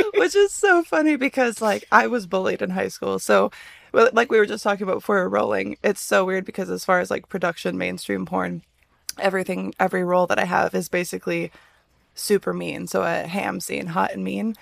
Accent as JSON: {"language": "English", "region": "Midwest", "country": "United States", "tie": "born or raised there", "said": "I grew up in the Midwest"}